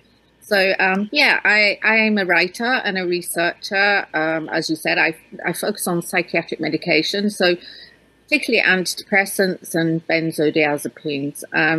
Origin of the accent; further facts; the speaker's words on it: Yorkshire and the Humber, United Kingdom; now in Scotland, United Kingdom; Okay. Well, I live in the Highlands of Scotland, but I grew up in Yorkshire in England.